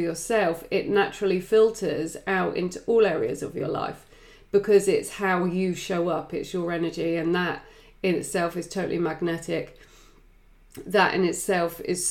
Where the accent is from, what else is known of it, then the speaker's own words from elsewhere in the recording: England, United Kingdom; I am English